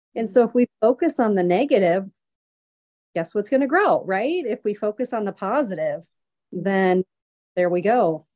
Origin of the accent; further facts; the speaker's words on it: Wisconsin, United States; I'm from Wisconsin